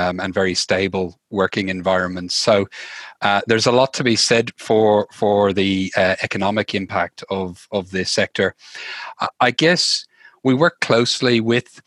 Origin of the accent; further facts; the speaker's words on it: Dublin, Leinster, Ireland; moved away as an adult; now in Australia; I'm from Dublin, Ireland originally. I've been in Australia for the last 13, nearly 14 years now